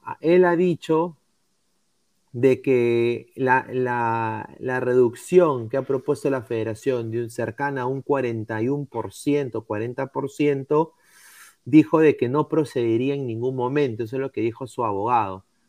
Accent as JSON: {"language": "Spanish", "country": "Peru", "said": "como peruano"}